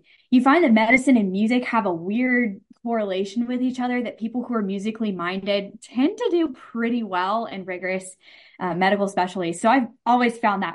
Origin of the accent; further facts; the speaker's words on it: Madison, Mississippi, United States; I am from Madison